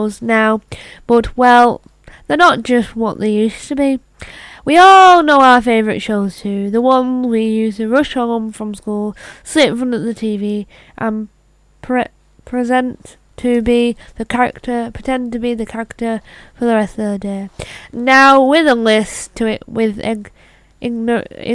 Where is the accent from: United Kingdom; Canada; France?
United Kingdom; I am British